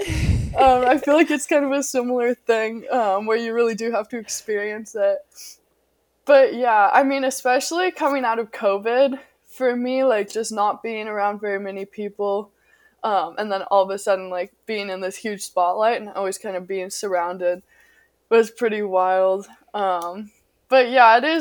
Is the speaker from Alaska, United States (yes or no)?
yes; Alaska, United States; moved away as an adult; now in Texas, United States; I'm 17 from Alaska